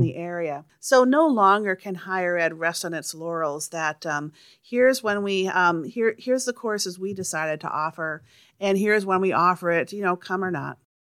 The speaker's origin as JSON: {"language": "English", "town": "Charles City", "region": "Iowa", "country": "United States", "tie": "born or raised there", "moved": "yes", "lives_now": "St. Louis, United States", "said": "I grew up in Charles City, Iowa"}